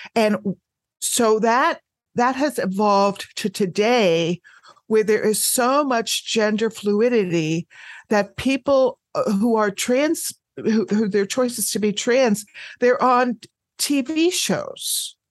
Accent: United States; I am an American. I live in the United States

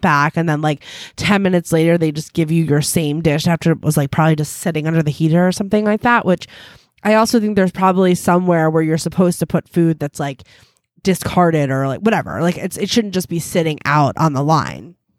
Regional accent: United States

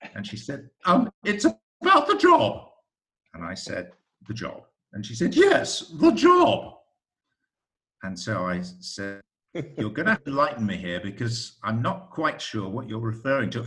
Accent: United Kingdom; now in United States; a Brit in America

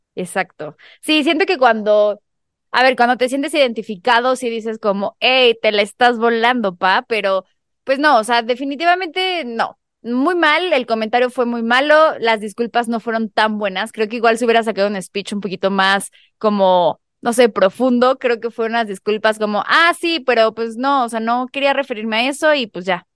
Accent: Mexico; nosotros como mexicanos

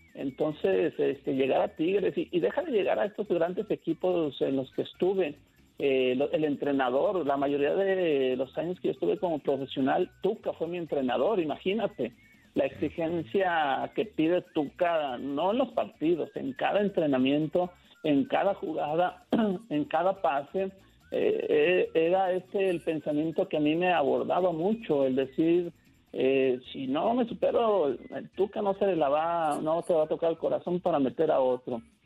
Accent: his village near Guadalajara, Jalisco, Mexico; me regresé a mi pueblo viviendo con mis tíos. Y de aquí empecé a ir y venir a Guadalajara

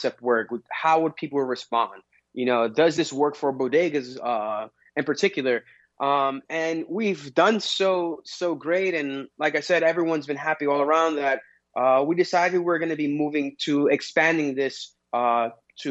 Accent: New York City, New York, United States; moved away as an adult; now in New Jersey, United States; I'm born and raised in Queens, but I recently moved to New Jersey

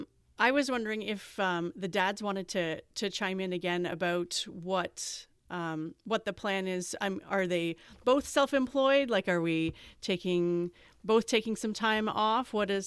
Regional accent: Canada; as a Canadian

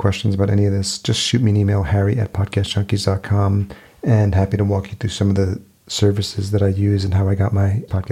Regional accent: New York, United States; moved away as an adult; also born or lived in Los Angeles; now in Minneapolis, United States; I grew up in New York, but I did spend 4 years in LA prior to moving to Minneapolis

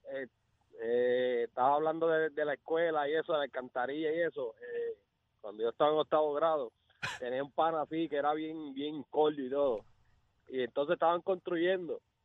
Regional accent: Caguas, Puerto Rico; yo soy del pueblo de Cagua y estudié en la Utiel Benítez, escuela superior.

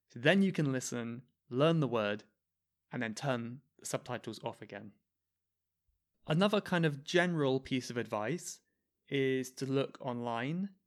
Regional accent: United Kingdom; I'm British

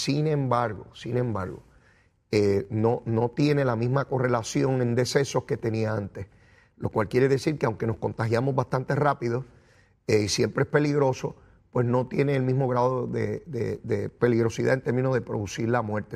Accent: Puerto Rico; como nosotros, como la lengüita mía y una lengüita boricua

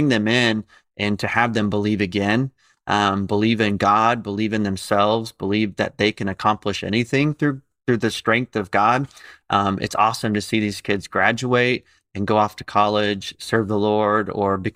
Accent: Indianapolis, Indiana, United States; moved away as an adult; now in Tampa, United States; where we grew up in Indianapolis

